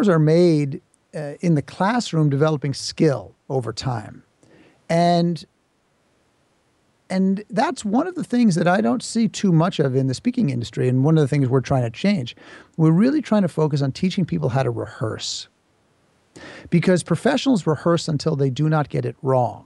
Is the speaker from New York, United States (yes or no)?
yes; New York City, New York, United States; I grew up in New York City